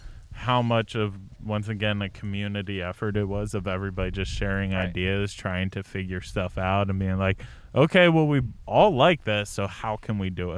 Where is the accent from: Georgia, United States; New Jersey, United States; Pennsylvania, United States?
Pennsylvania, United States; outside of Philadelphia; now in Humboldt County, United States; I grew up right outside of Philadelphia